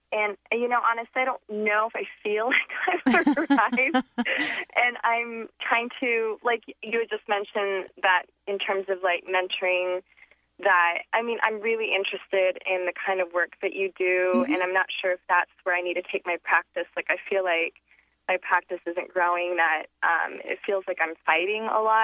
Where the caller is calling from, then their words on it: Seattle, Washington, United States; I'm calling from Ballard.